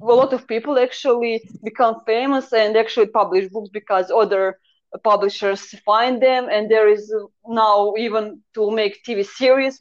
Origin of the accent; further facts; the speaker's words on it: Croatia; first language Croatian; English is a second language; I kind of always write on the Croatian, so it is my mother language because I'm from Croatia.